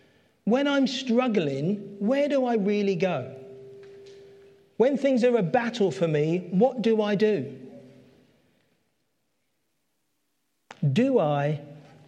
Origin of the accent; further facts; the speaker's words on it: London, United Kingdom; That's where I grew up. I grew up in Catford. I lived there all my life